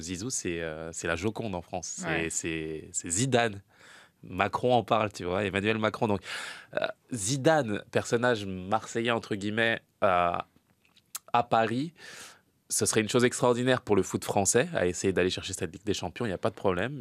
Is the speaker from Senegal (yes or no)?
yes; Senegal; en tant que Sénégalais